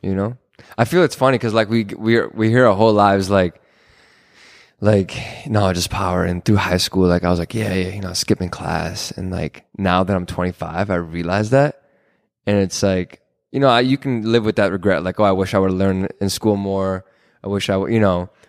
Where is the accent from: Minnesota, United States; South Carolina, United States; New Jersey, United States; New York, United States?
Minnesota, United States; Minneapolis; also born or lived in Israel; I'm from here in the Twin Cities. Um, I went to school at Hopkins